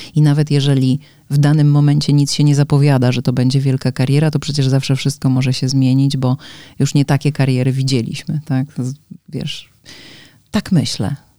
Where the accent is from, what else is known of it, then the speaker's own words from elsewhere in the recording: Łódź, Łódź Voivodeship, Poland; moved away as an adult; now in Warsaw, Poland; Ja też pochodzę z dużego miasta, bo Łódź jednak nie jest y, małym miasteczkiem